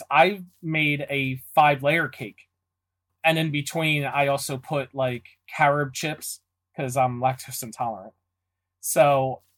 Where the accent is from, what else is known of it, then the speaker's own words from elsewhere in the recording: Philadelphia, Pennsylvania, United States; I'm born and raised in Philadelphia